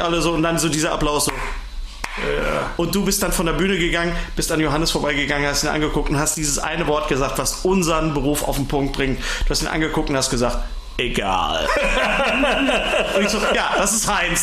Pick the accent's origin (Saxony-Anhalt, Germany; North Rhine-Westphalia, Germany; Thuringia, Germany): North Rhine-Westphalia, Germany; Ruhr area; ich komme ja aus dem Ruhrgebiet